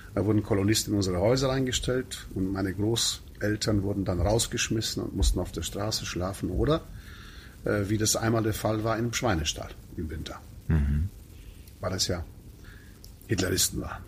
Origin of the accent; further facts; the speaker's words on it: Mediaș, Sibiu County, Romania; also born or lived in Königsdorf, Frechen, Germany; now in Frechen, Germany; gebürtiger Siebenbürger Sachse, das heißt Siebenbürgen, Transsilvanien.